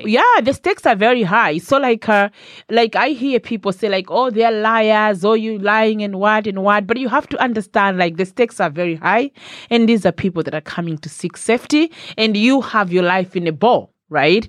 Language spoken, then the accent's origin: English; Malawi; moved away as an adult; now in Ireland; I was born in Malawi. Not I am from Malawi, but I was born in Malawi